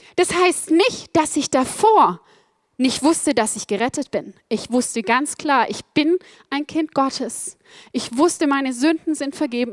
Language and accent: German; Black Forest, Baden-Württemberg, Germany; Ich bin aufgewachsen im Schwarzwald, im Südwesten Deutschlands auf über 1000 Meter